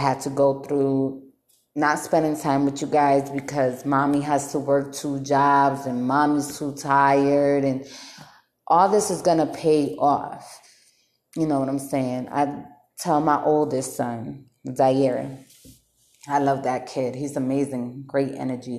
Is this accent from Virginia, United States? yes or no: no; Bridgeport, Connecticut, United States; moved away as an adult; now in North Las Vegas, United States; I'm from Bridgeport, Connecticut. And I'm not hating on my city